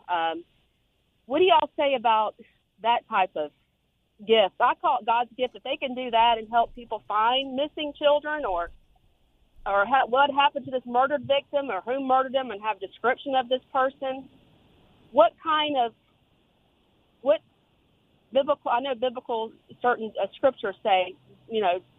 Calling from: Jacksonville, Florida, United States; Hi. Jacksonville.

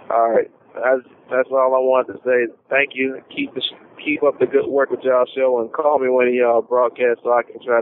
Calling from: Louisiana, United States; I'm calling from Louisiana.

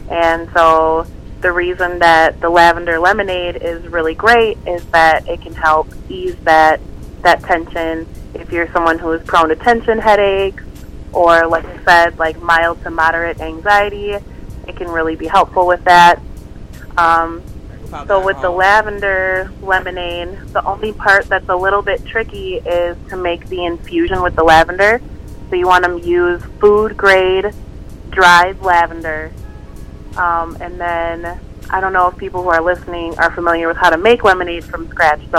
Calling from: South St. Paul, Minnesota, United States; I'm calling from South St. Paul.

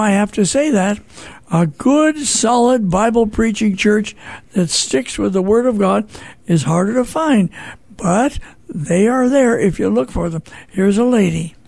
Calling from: St. Louis, Missouri, United States; I'm calling from St. Louis, Missouri

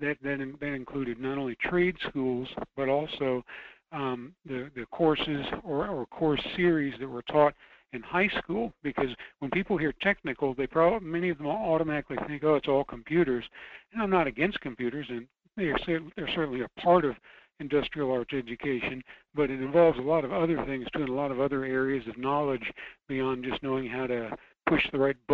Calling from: Fairbanks, Alaska, United States; from Fairbanks.

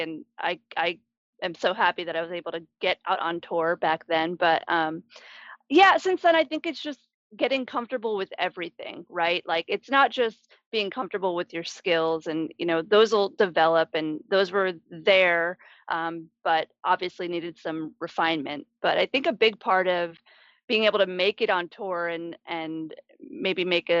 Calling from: Missouri, United States; I am somewhere in Missouri. Not quite sure where.

